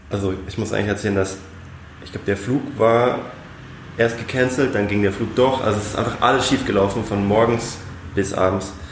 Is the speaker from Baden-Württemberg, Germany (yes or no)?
no; Munich, Bavaria, Germany; die Nähe zu Italien hier in München, deswegen Weinschorle und Aperol Spritz, aber als Münchner Kindle muss man auch Bier trinken.